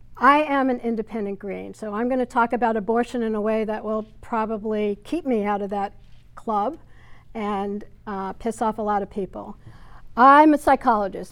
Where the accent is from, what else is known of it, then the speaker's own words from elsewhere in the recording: Hartsdale, New York, United States; also born or lived in Bronx, New York City; I was born in the Bronx, which is a part of New York City. and grew up in a small town north of the city, Hartsdale, New York